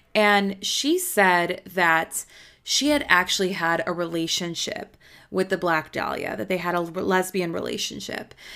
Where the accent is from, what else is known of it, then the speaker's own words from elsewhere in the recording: Chicago, Illinois, United States; I'm from Chicago. I know about corrupt police